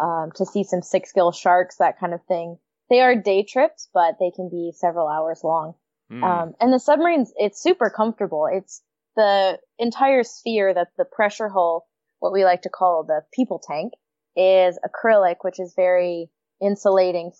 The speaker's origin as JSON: {"language": "English", "country": "United States", "moved": "as an adult", "lives_now": "Vancouver, Canada", "said": "I'm American, but my favorite joke is that I'm living the great American dream. Move to Canada."}